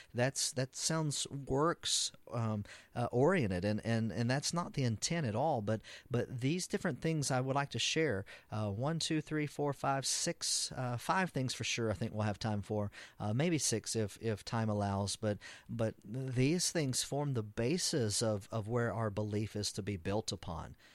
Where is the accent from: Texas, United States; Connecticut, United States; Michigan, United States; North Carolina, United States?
Texas, United States; I'm an American and as, even a Texan, as great as being a Texan is